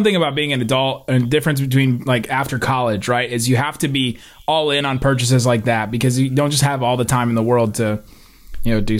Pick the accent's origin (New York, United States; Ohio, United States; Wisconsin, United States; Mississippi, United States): Ohio, United States; Cincinnati; I grew up in Cincinnati